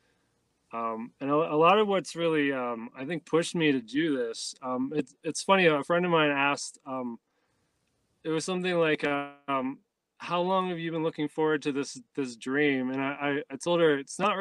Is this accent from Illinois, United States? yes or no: no; Ohio, United States; moved away; I grew up in Ohio, not far from where you're at, in the city